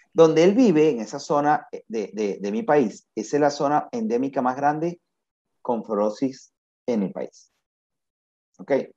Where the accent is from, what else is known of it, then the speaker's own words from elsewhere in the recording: Venezuela; moved away as an adult; desde que yo terminé hasta que yo salí de Venezuela